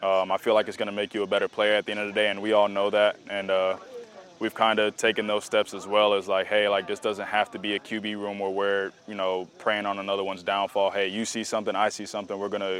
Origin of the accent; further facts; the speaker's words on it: Florida, United States; we're both from South Florida and we've been throwing together since COVID.